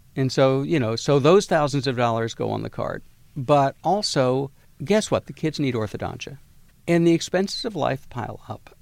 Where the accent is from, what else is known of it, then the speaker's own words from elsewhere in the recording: Galveston, Texas, United States; I'm from Galveston, Texas.